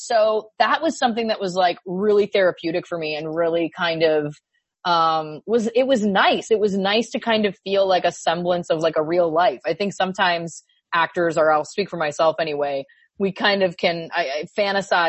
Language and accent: English; Belleville, Ontario, Canada; born or raised there